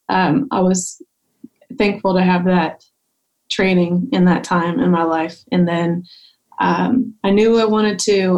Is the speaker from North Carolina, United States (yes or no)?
no; Louisville, Kentucky, United States; now in Nashville, United States; I grew up in Louisville, Kentucky